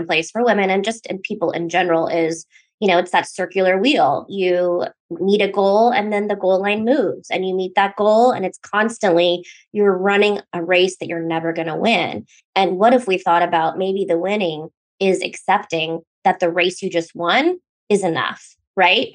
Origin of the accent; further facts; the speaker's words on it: Alaska, United States; I'm from Alaska